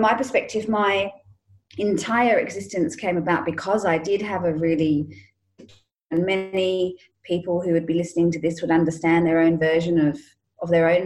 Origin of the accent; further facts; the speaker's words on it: England, United Kingdom; I grew up in England